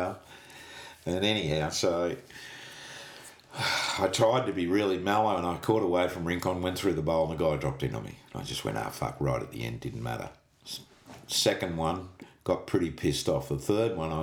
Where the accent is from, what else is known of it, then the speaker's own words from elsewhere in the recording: Australia; I'm from Australia